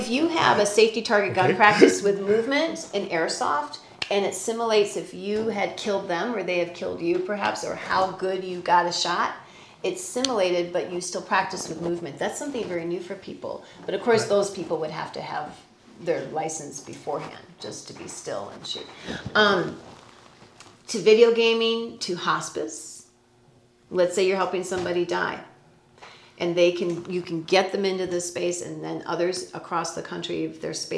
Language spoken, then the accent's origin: English; Chicago, Illinois, United States; also born or lived in New York / Denver / Moscow, Idaho / Texas; now in Prescott, United States; I grew up in Chicago. I've lived in New York, Denver, Little Moscow, Idaho, you know, with that university, all the way to Texas, to Florida.